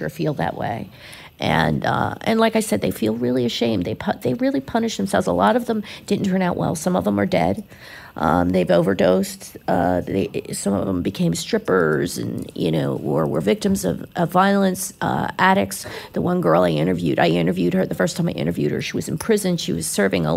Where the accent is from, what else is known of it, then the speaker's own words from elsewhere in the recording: Philadelphia, Pennsylvania, United States; now in Florida, United States; I grew up in Philly